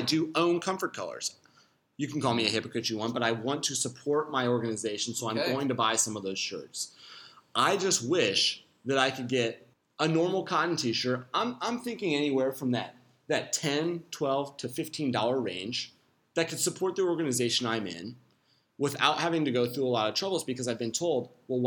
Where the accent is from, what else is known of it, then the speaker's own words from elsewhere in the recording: Midwest, United States; I'm from the Midwest, so I'm not from the deep south where it gets real hot, but it gets really humid